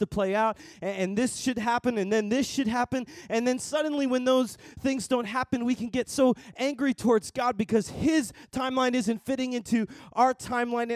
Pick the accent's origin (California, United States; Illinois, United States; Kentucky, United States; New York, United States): New York, United States; Long Island; also born or lived in Dallas, Texas; I grew up here in Long Island